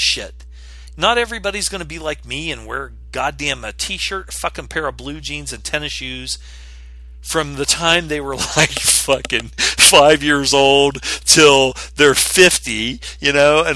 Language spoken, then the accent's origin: English; West Virginia, United States; I grew up in West Virginia